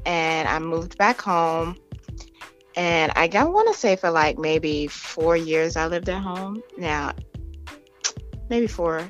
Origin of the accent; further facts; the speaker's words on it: Wilmington, Delaware, United States; moved away as an adult; also born or lived in Virginia; I'm from Delaware.